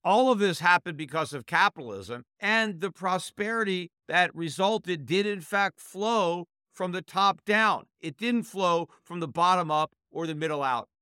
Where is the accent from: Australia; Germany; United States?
United States; As an American